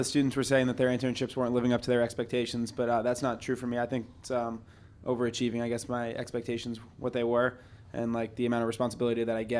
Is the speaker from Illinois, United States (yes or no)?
no; Boston, Massachusetts, United States; now in Miami, United States; I'm from Boston, Massachusetts. I go to University of Miami.